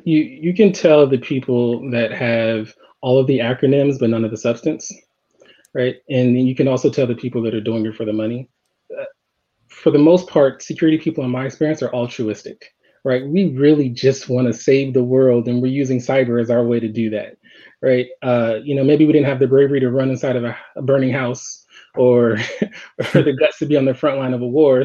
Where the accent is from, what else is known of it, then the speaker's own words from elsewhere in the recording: Los Angeles, California, United States; I grew up in Los Angeles